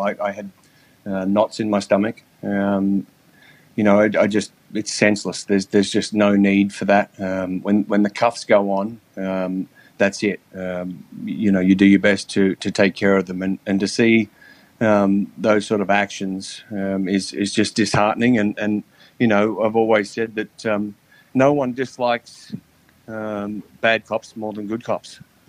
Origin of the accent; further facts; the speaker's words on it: Australia; You know, I came from Australia and I have a very sort of happy-go-lucky sort of attitude in my policing manner.